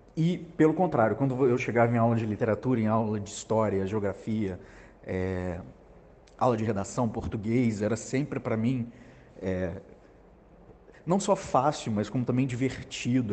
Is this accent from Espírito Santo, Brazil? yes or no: no; Juiz de Fora, Minas Gerais, Brazil; moved away as an adult; now in Rio de Janeiro, Brazil; eu sou mineiro de Juiz de Fora. É, cresci no interior e mudei para o Rio